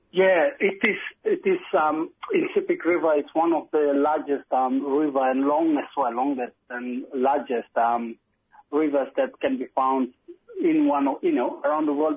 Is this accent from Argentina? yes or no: no; Wewak, East Sepik, Papua New Guinea; I grew up in Wewak um, pretty much yeah, nearly my childhood up to um, teenagehood